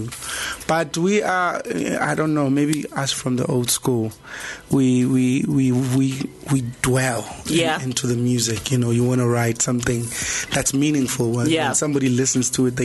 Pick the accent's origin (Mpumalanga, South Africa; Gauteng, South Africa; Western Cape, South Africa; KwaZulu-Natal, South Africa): Gauteng, South Africa; Soshanguve; I was a boy from Soshanguve